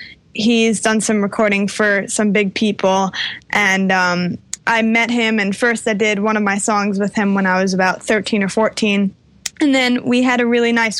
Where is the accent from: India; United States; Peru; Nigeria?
United States; New York City, New York; I'm from New York